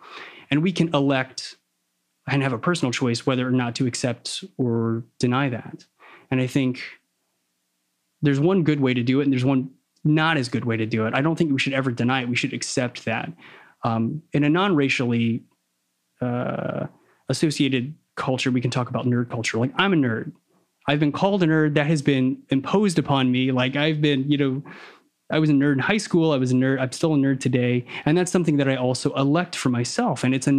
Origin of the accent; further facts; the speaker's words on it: Philippines; I was very much ashamed of being Filipino as a kid.